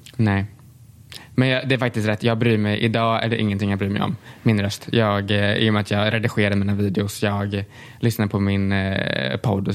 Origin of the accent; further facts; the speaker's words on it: Tranås, Jönköping County, Sweden; jag är uppväxt i Tranås